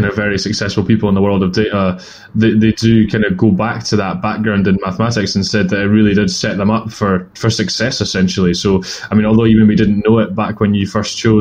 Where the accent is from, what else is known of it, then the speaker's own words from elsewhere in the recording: Edinburgh, Scotland, United Kingdom; I'm from Edinburgh